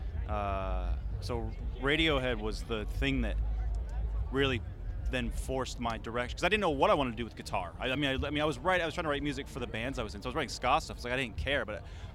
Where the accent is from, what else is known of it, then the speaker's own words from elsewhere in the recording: Edmonds, Washington, United States; moved away as an adult; also born or lived in East Coast; Grew up north of Seattle. Edmonds, little sleepy waterfront town